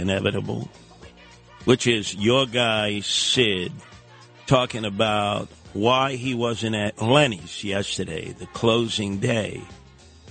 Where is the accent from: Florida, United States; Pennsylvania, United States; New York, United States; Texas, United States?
New York, United States; New York City; the peeps that I grew up with, in Brooklyn